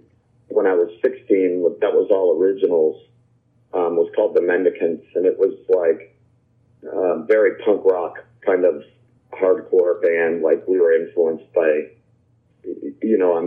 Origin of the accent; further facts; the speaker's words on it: Winthrop, Maine, United States; moved away as an adult; also born or lived in New Hampshire; I grew up in Maine, like kind of like central Maine, just outside of the capital